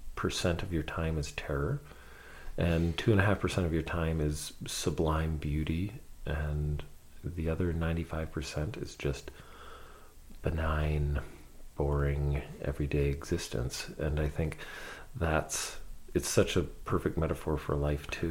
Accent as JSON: {"language": "English", "town": "London", "region": "Ontario", "country": "Canada", "tie": "born or raised there", "said": "I grew up in London, Ontario"}